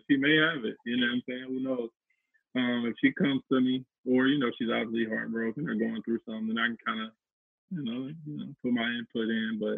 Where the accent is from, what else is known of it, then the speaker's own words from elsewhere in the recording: St. Louis, Missouri, United States; I'm from the country basically. I'm I'm from Missouri, St. Louis